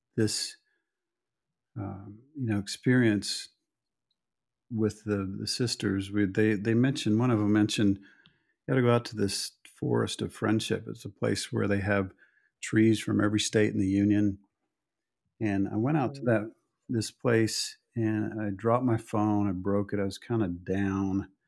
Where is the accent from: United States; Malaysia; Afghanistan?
United States; Oklahoma; moved away; I came from Oklahoma